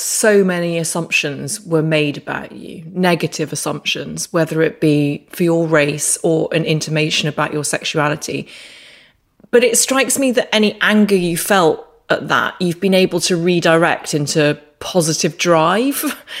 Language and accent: English; Northern Ireland, United Kingdom; moved away as an adult; I just didn't pick up the accent, even though I lived there from the ages of 4 to 22.